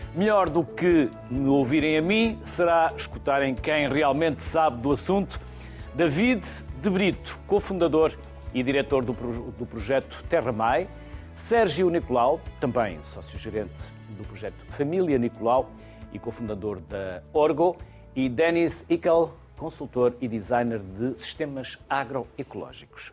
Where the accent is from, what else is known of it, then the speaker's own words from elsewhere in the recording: Minho, Norte, Portugal; eu sou do Minho